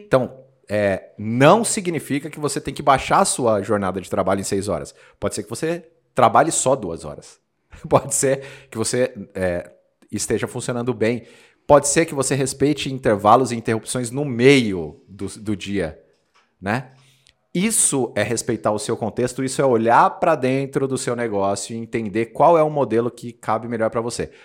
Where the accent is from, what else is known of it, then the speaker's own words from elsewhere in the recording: Osasco, São Paulo, Brazil; Eu sou de Osasco, Os, cidade de Os, onde temos lá a sede de um grande banco um bancão, e a cidade inteira era orientada a trabalhar nesse, nesse grande bancão.